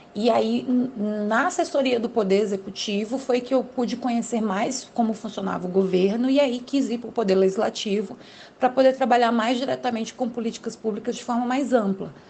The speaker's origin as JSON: {"language": "Portuguese", "town": "Brasília", "region": "Federal District", "country": "Brazil", "said": "eu sou aqui do Distrito Federal, moro em Brasília"}